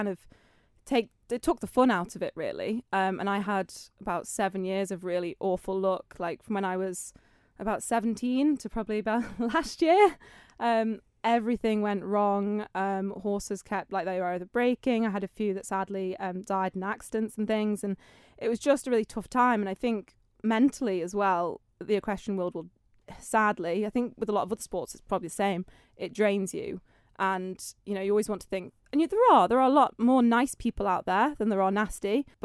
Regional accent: Isle of Man; Yes, and Andreas Primary School.

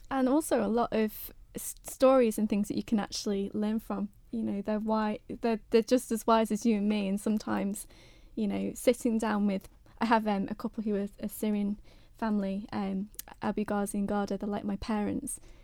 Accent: United Kingdom; I'm a British girl

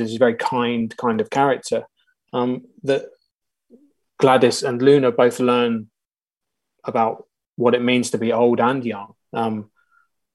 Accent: Portsmouth, South East England, United Kingdom; moved away as an adult; now in Manchester, United Kingdom; I grew up in Portsmouth and my whole family is in Portsmouth.

